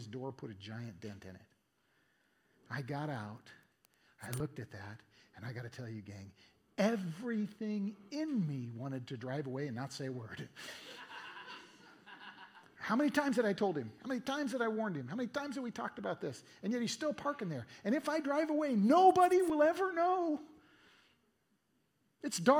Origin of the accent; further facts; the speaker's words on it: Eugene, Oregon, United States; my hometown, Eugene, Oregon